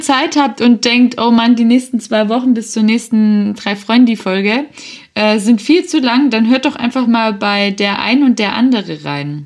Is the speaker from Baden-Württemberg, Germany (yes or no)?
yes; Swabia, Baden-Württemberg, Germany; ich ein kleines Spätzle bin